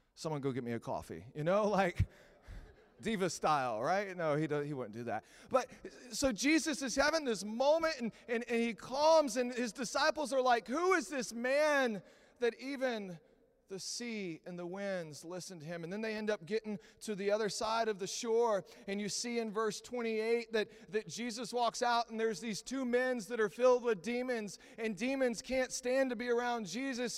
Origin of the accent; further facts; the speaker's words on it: Texas, United States; I'm from Texas